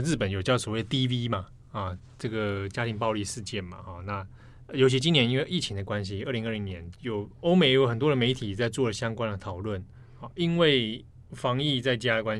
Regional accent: Taiwan; 我是台湾人

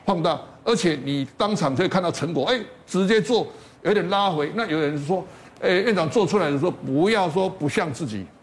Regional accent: Taiwan; 在我们台湾地区

